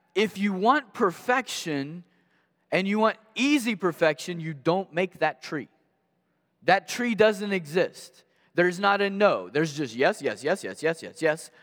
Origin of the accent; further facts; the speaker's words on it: Maysville, Kentucky, United States; I grew up in Maysville, Kentucky